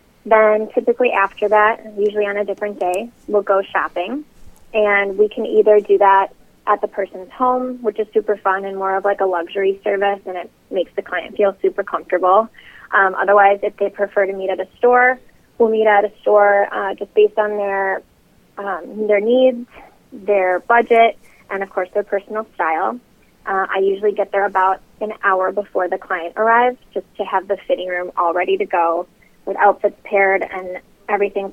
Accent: Milwaukee, Wisconsin, United States; moved away as an adult; now in Chicago, United States; I'm originally from Milwaukee, so not too far from Chicago. I lived there up until 2010 when I moved here to start my business.

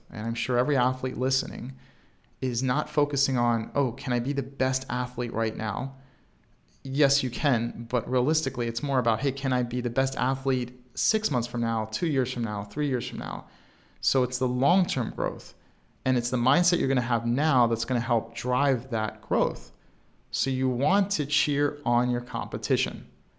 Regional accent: Baltimore, Maryland, United States; even though I was not in Chicago, I'm from Baltimore, Maryland

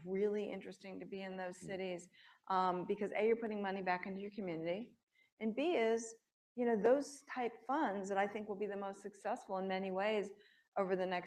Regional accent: New York, United States; I'm a New Yorker

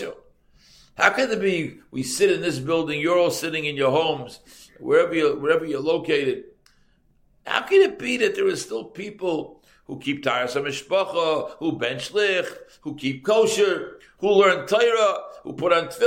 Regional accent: Boston, Massachusetts, United States; I come from Boston

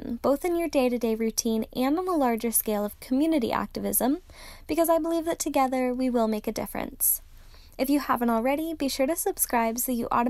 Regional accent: Salem, Oregon, United States; my hometown of Salem, Oregon

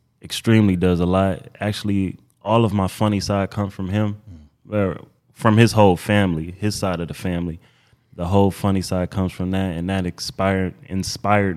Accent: Detroit, Michigan, United States; also born or lived in Houston, Texas; now in Los Angeles, United States; I'm from Detroit, Michigan

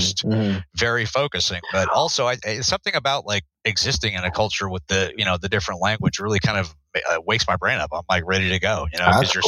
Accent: United States; as an American

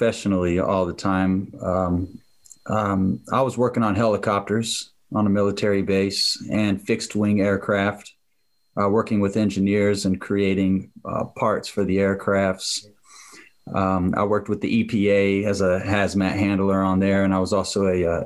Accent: Jacksonville, Florida, United States; I'm from Jacksonville, Florida.

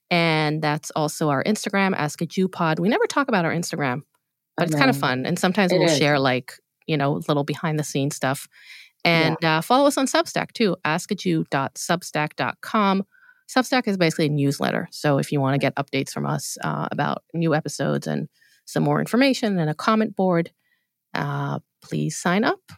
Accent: Israel; I was not here in the 90s. I grew up in Israel with very limited access to pop culture. I always say we're 10 years behind.

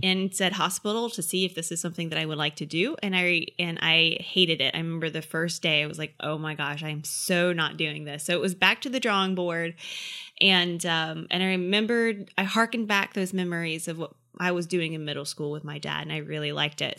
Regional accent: Effingham, Georgia, United States; I grew up in a podunk country town called Effingham, Georgia

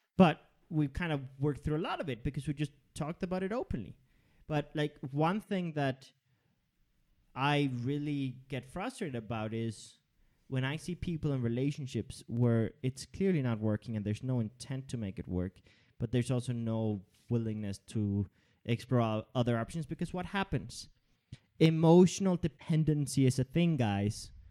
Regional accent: Denmark; I grew up in Denmark

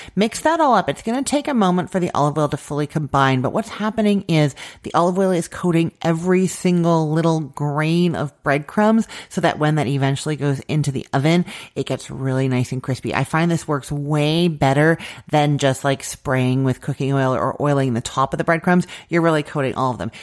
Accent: Canada; I'm Canadian

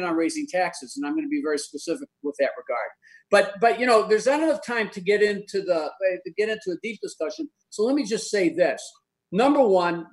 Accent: Chicago, Illinois, United States; I grew up in Roseland, Sherwin-Williams, the steel mills

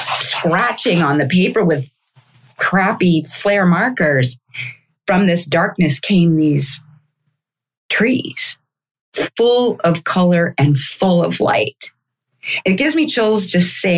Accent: Kansas City, Missouri, United States; moved away; I grew up in Kansas City, Missouri

